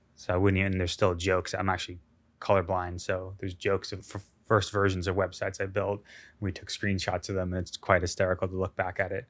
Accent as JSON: {"language": "English", "country": "United States", "said": "being an American"}